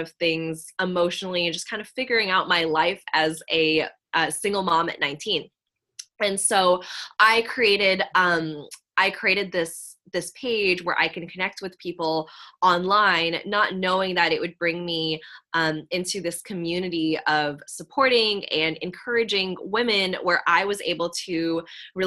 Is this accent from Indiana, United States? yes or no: no; San Francisco Bay Area, California, United States; I grew up here where I still am in the San Francisco Bay Area